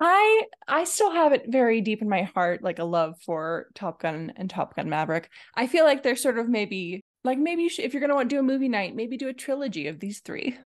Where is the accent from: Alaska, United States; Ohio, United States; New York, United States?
Alaska, United States; now in Oregon, United States; I grew up in Alaska.